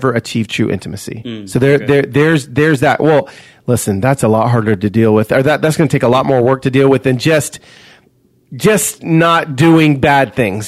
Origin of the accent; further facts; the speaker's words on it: Los Angeles, California, United States; I am from East LA. I am all my cousins are living in the barrio, Vatos Locos, and I am a red Mexican